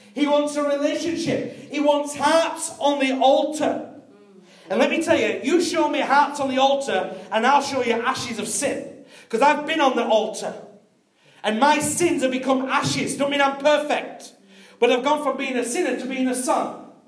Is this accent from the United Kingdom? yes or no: yes; United Kingdom